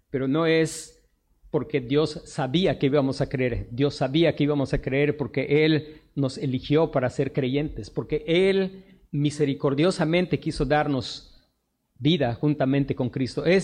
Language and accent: Spanish; Mexico; nosotros somos expatriados. Esta no es nuestra patria. No importa que nosotros nacimos mexicanos, somos mexicanos, pero esta no es nuestra patria.